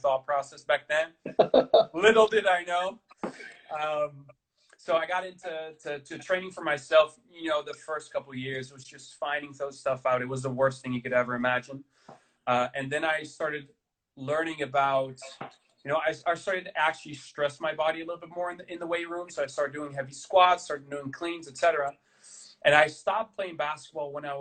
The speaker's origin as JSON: {"language": "English", "town": "Amsterdam", "region": "North Holland", "country": "Netherlands", "said": "I'm from Amsterdam"}